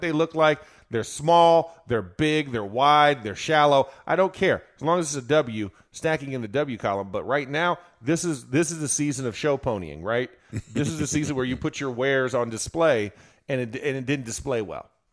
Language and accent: English; Florida, United States; I'm from Florida